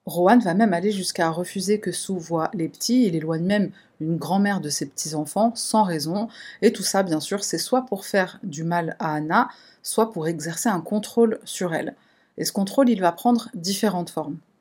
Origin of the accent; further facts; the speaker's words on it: France; chez nous, en France